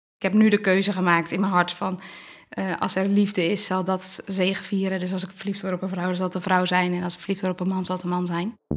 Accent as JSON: {"language": "Dutch", "town": "Kootwijkerbroek", "region": "Gelderland", "country": "Netherlands", "tie": "born or raised there", "lives_now": "Barneveld, Netherlands", "said": "ik ben geboren in Kootwijkerbroek. Ik kom uit een groot gezin"}